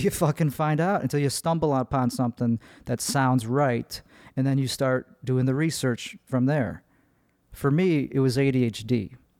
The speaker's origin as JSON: {"language": "English", "town": "Chicago", "region": "Illinois", "country": "United States", "accent": "Midwest", "moved": "yes", "lives_now": "Austin, United States", "said": "I am from Chicago"}